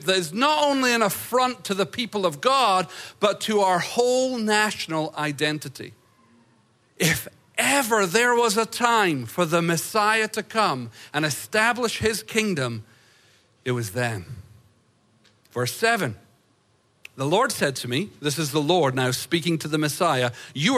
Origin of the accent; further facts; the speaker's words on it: United States; as an American